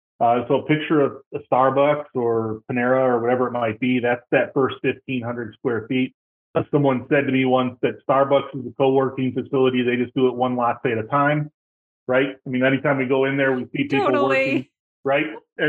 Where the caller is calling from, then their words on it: Tampa, Florida, United States; I am just outside of Tampa in beautiful Florida.